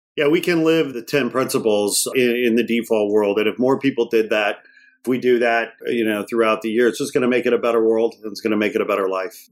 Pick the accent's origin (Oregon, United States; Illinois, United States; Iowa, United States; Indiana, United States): Indiana, United States; Gary; moved away; I was born in Gary, Indiana